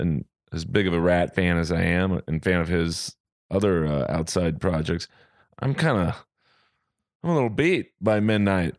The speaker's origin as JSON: {"language": "English", "town": "Los Angeles", "region": "California", "country": "United States", "said": "I'm a Jew from Bel Air."}